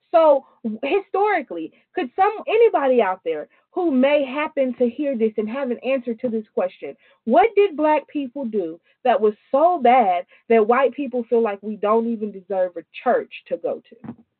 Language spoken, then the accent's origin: English; New York, United States; I'm from New York.